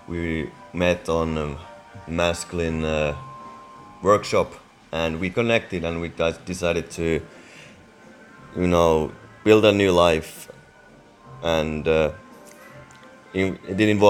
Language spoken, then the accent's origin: English; Finland; I'm also from Finland